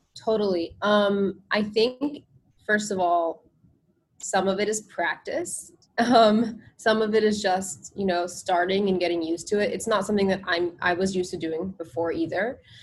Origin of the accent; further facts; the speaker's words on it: New Jersey, United States; also born or lived in India; I grew up in New Jersey, um, and my parents moved here from India